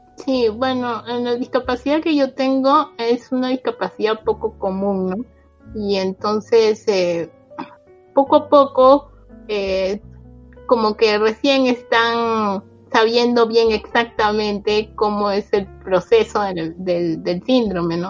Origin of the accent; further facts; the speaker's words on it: Peru; moved away as an adult; now in Japan; Yo soy peruana y vivo en Japón ya 12 años.